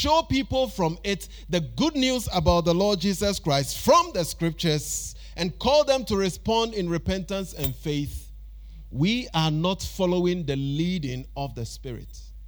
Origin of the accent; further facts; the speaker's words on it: Ghana; we have Ochenhine, Otumfuo, and all these titles we give to our chiefs and queens